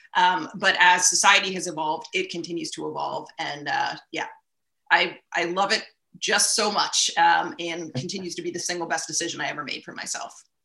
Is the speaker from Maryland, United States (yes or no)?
yes; Baltimore, Maryland, United States; moved away as an adult; also born or lived in Ithaca, New York; I'm from Baltimore originally.